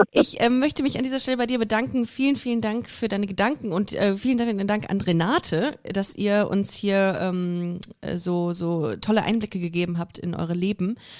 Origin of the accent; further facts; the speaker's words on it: Düsseldorf, North Rhine-Westphalia, Germany; now in Cologne, Germany; ich bin Düsseldorferin, das darf keiner wissen. Ich komme eigentlich, eigentlich, aus Düsseldorf